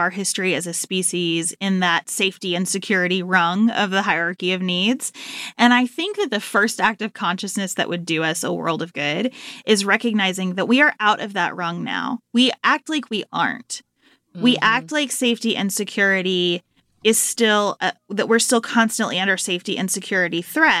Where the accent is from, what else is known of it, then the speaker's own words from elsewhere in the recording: Livermore, Kentucky, United States; I went to the library in Livermore, Kentucky, where I grew up. Population, about 1,500. I always tell people, 2 banks, 1 grocery store, 0 stoplights. That's Livermore.